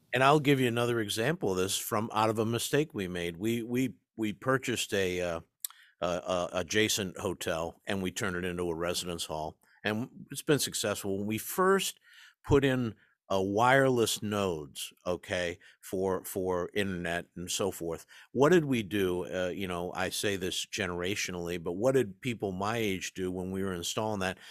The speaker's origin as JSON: {"language": "English", "region": "East Coast", "country": "United States", "tie": "born or raised there", "said": "I grew up in the East Coast, in the shadow of the Ivy League"}